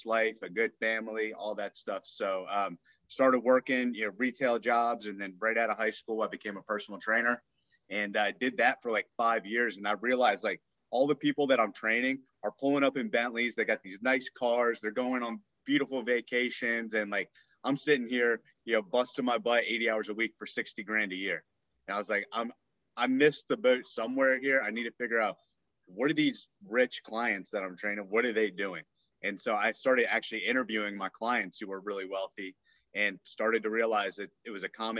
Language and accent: English; Northern Virginia, United States; I grew up in Northern Virginia